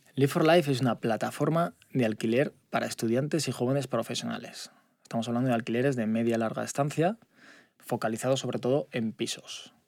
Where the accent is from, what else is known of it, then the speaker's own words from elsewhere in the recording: Altea, Valencian Community, Spain; moved away as an adult; also born or lived in Zaragoza; now in Valencia, Spain; Yo soy de Zaragoza, pero me he criado en Altea.